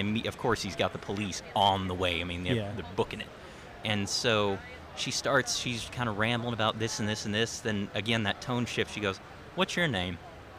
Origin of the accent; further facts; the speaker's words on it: United States; I'm from Jackson County. I grew up in that area.